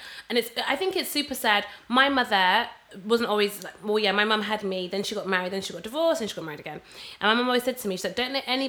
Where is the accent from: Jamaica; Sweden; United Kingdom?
Jamaica; Listen, I'm Jamaican, toiling.